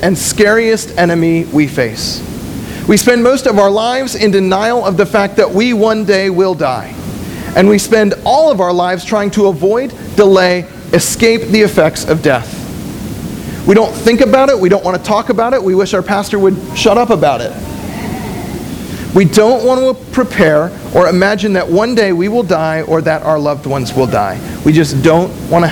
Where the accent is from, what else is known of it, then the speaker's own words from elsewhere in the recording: West Springfield, Massachusetts, United States; also born or lived in San Antonio, Texas; my mom and my siblings and I moved from San Antonio, Texas, back to West Springfield, and we moved in for a little while with my grandparents